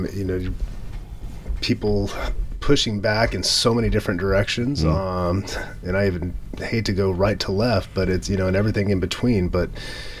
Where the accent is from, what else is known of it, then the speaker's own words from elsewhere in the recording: United States; being an American